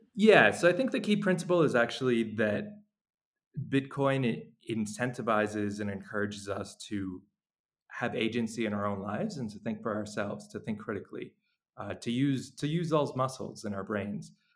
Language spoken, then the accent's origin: English; New York, United States; moved away as an adult; now in El Salvador; I I'm from New York, so I was in New York when uh, when the pandemic started